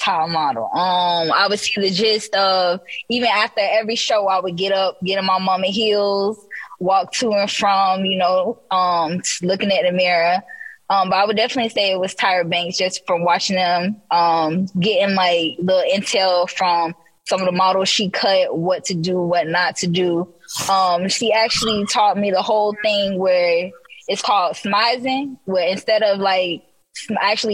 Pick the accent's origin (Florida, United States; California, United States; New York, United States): Florida, United States; Orlando; I'm from the Orlando, Florida location